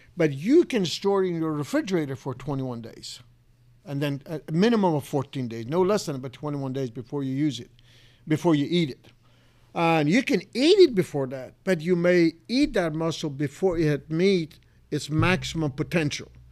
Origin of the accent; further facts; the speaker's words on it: Iran; moved away as an adult; now in Clay Center, United States; I was originally from Iran. I was born and raised